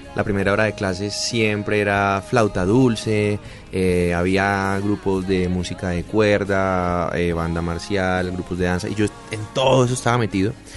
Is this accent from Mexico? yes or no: no; Cali, Valle del Cauca, Colombia; also born or lived in Cartago; Yo soy de, Cartago, pero pero bueno, pasé mi infancia en, Cartago y hice todo mi bachillerato en Cali